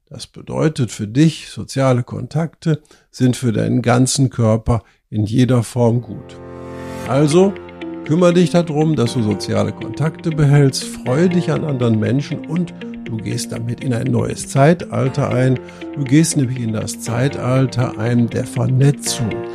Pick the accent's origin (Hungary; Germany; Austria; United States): Germany; bei uns in Deutschland